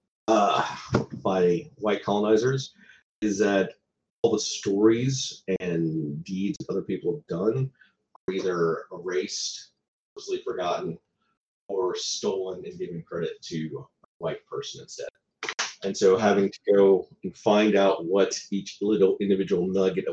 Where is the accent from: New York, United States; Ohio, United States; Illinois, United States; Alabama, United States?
Alabama, United States; growing up in Alabama, we didn't have a lot of money